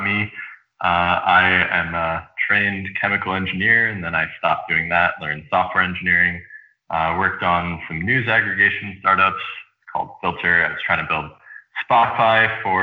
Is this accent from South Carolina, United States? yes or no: no; Rockville, Maryland, United States; moved away as an adult; also born or lived in upstate New York; I grew up in the suburbs of D.C. in the Maryland side in Rockville, Maryland